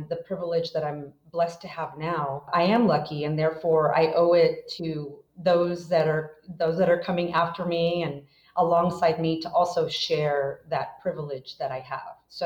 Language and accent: English; rural Northern California, United States; also born or lived in Mexico / Guanajuato, Mexico; we grew up very poor in rural Northern California